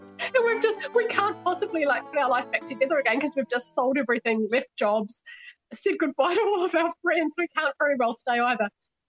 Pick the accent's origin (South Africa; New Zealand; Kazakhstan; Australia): New Zealand; born there; So I was born in New Zealand, but nobody else in the family was.